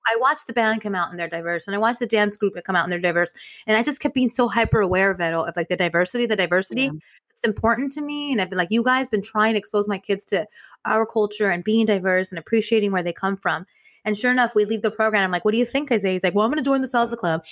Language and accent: English; Inglewood, California, United States; we loved growing up in Inglewood